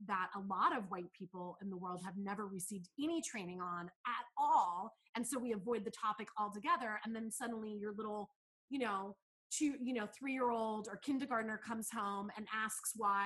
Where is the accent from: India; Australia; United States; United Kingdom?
United States; San Francisco Bay Area, California; I grew up in the San Francisco Bay Area in a liberal area